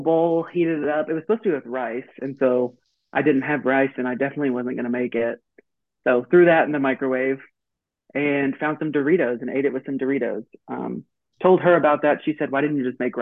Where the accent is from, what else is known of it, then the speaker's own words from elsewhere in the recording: Texas, United States; I'm from Texas